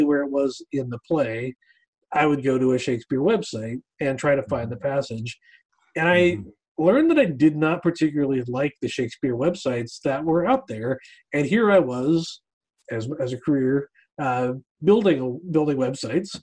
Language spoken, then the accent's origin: English; United States; I grew up outside of Washington, D.C., not too far away from where I live right now